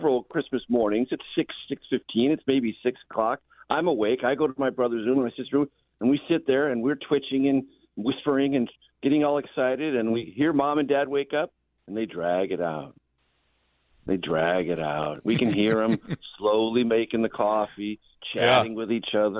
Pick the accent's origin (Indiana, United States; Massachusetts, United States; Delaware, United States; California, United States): California, United States; San Diego; when I was a child growing up in San Diego.